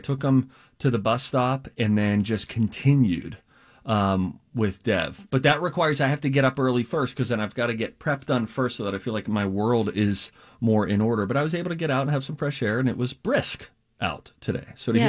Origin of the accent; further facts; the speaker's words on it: Pittsburgh, Pennsylvania, United States; accent: Pittsburghese; Growing up in Pittsburgh, there are a lot of people.